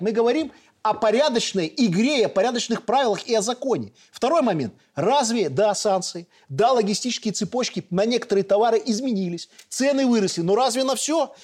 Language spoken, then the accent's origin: Russian; Belarus; Мы белорусы